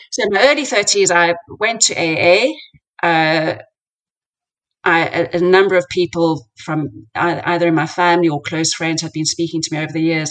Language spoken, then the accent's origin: English; South Africa; moved away; I grew up in South Africa